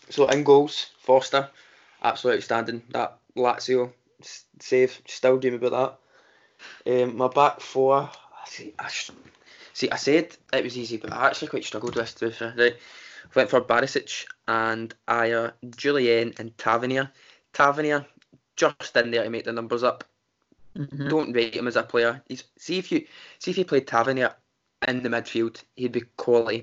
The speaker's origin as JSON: {"language": "English", "town": "Glasgow", "region": "Scotland", "country": "United Kingdom", "said": "we're from Glasgow"}